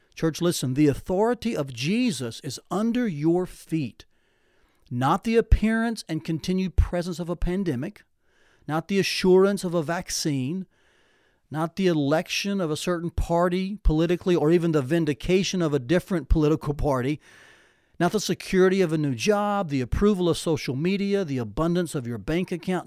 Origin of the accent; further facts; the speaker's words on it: Tennessee, United States; growing up in Tennessee